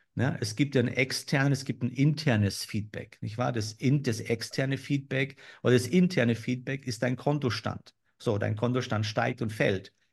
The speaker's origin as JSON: {"language": "German", "country": "Germany", "said": "bei uns in Deutschland"}